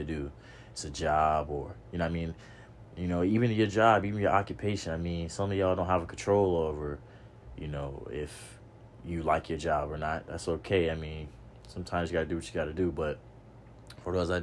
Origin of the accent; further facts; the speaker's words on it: Norfolk, Virginia, United States; I grew up in the hood. I grew up in Norfolk hood. You know what I mean? Park Place, Ocean View, OV. I grew up out there